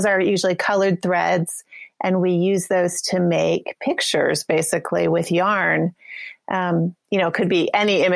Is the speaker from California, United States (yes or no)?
no; New Mexico, United States; moved away; I grew up in New Mexico